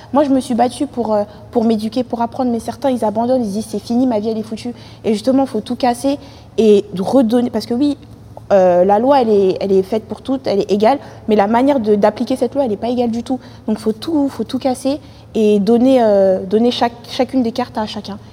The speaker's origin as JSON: {"language": "French", "town": "Saint-Denis", "region": "Île-de-France", "country": "France", "tie": "born or raised there", "also_born_or_lived": "Paris (18th arrondissement, birth)", "moved": "as an adult", "said": "depuis mes trois ans, j'habite à Saint-Denis. Enfin, j'habitais à Saint-Denis, j'ai déménagé récemment, mais j'ai vécu à Saint-Denis jusqu'à mes 18 ans"}